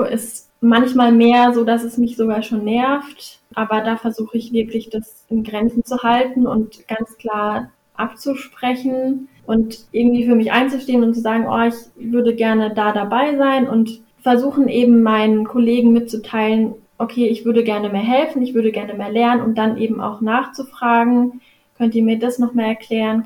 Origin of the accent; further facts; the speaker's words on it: Karlsruhe, Baden-Württemberg, Germany; moved away as an adult; also born or lived in Freiburg; now in Hamburg, Germany; Also ich komme aus Karlsruhe, eigentlich mitten, mitten aus der Stadt